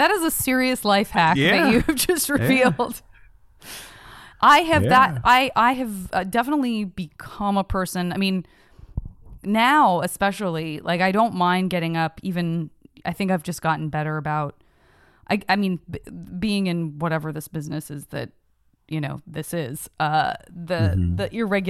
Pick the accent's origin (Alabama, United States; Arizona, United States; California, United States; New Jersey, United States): Arizona, United States; Tucson; In Tucson, Arizona.